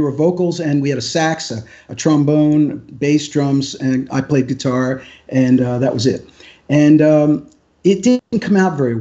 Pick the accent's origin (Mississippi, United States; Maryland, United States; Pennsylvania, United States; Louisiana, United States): Pennsylvania, United States; moved away as an adult; also born or lived in New York City; I grew up in Pennsylvania